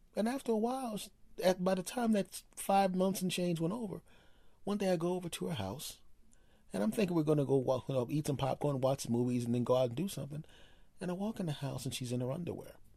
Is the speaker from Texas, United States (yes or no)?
no; Philadelphia, Pennsylvania, United States; I grew up in Philadelphia